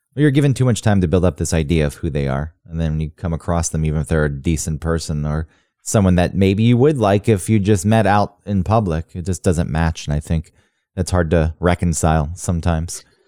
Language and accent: English; Kennesaw, Georgia, United States; moved away; also born or lived in Acworth; people I went to high school with who've just stayed where we grew up in Kennesaw and Ackworth